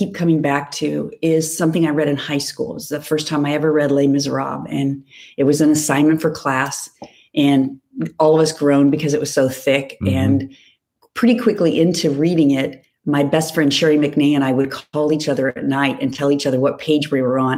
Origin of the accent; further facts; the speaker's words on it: Whittier, California, United States; where I grew up in Whittier